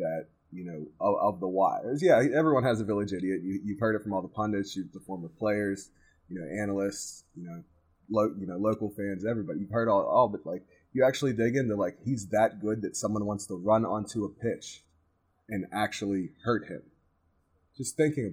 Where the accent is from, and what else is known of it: United States